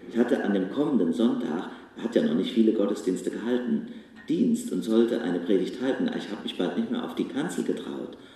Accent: Bach, Germany; In meinem Heimatort Bach habe ich dem Letzt gehört, die macht das immer

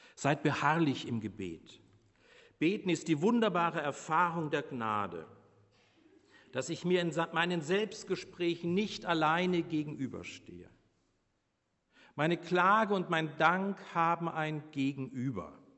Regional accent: Bavaria, Germany; moved away; ich als Bayer

